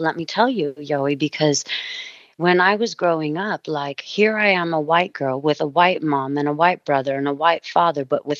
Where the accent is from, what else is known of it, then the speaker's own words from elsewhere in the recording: Stockton, California, United States; moved away; also born or lived in Maui, Hawaii; a white girl from Stockton